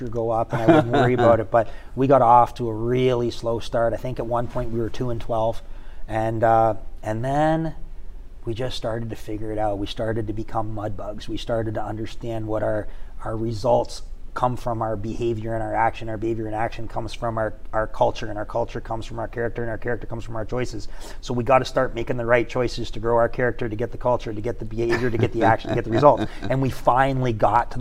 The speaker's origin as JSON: {"language": "English", "area": "just outside London", "region": "Ontario", "country": "Canada", "accent": "Canadian", "moved": "yes", "lives_now": "Shreveport, United States", "said": "Just outside of London, Ontario, Canada."}